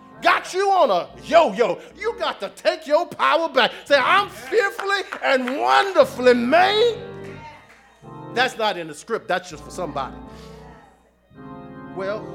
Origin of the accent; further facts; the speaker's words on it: Houston, Texas, United States; when I was growing up in Houston